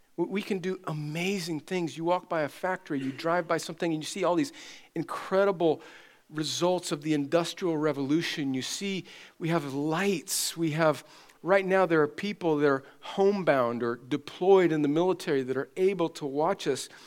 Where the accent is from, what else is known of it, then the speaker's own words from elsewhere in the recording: California, United States; I'm from California